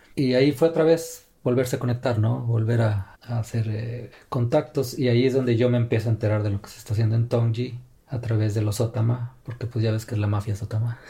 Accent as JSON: {"language": "Spanish", "country": "Mexico", "tie": "born or raised there", "also_born_or_lived": "China", "moved": "as an adult", "lives_now": "Finland", "said": "mexicano de nacimiento, y finlandés ya de nacionalización."}